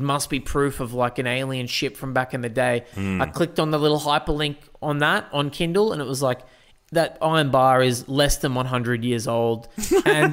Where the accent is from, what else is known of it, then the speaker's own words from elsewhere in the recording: Newcastle, New South Wales, Australia; Where I grew up in Newcastle, we were on the edge of the bush